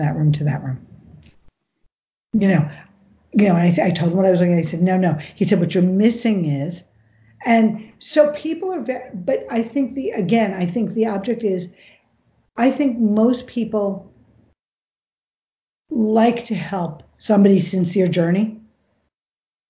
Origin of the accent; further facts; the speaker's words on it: New York, United States; growing up in New York